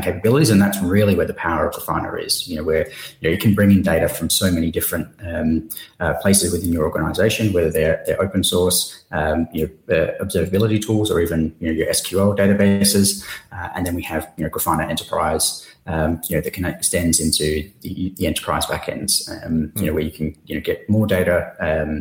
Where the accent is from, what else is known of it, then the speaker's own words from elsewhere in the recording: Perth, Western Australia, Australia; moved away as an adult; also born or lived in Singapore; since then, I've kind of just headed south down to Perth. So same time zone as Singapore. But this is where I'm originally from